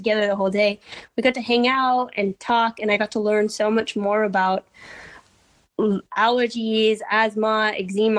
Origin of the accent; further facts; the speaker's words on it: Canada; now in Berlin, Germany; I couldn't be like more foreign because I'm Canadian